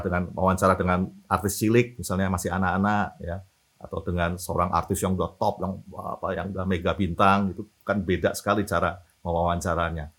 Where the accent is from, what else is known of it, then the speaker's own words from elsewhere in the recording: Semarang, Central Java, Indonesia; moved away as an adult; also born or lived in Depok; now in Jakarta, Indonesia; saya dari eh, lahir sampai SMA di Semarang